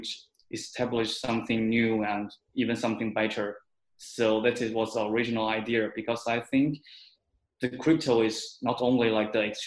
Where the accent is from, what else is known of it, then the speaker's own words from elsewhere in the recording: China; I'm from China